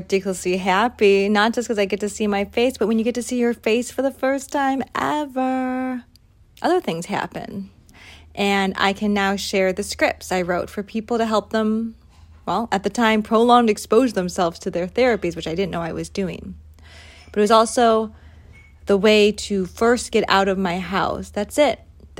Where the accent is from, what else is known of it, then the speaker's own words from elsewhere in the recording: United States; And I'm American, so I'm sorry.